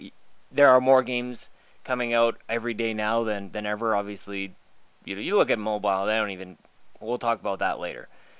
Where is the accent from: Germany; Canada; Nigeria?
Canada; For a long time, I was playing NHL because I'm Canadian and that's what we do.